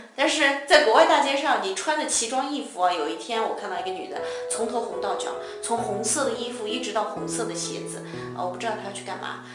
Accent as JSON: {"language": "Chinese", "country": "China", "said": "我们中国人"}